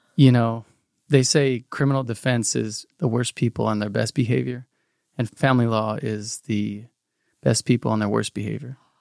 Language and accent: English; South Pasadena, California, United States; we grew up in South Pasadena, very middle class area